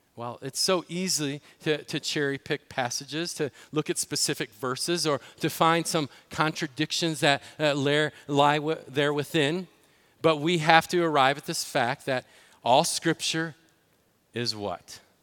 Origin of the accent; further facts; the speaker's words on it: Illinois, United States; in Illinois, my home state